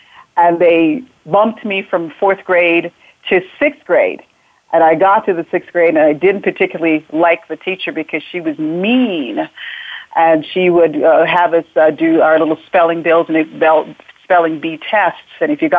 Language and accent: English; Jamaica; So I was born in Jamaica, in the back hills of Jamaica, and somehow, even when a child, as the child growing up, I knew there was something special or something I had to give.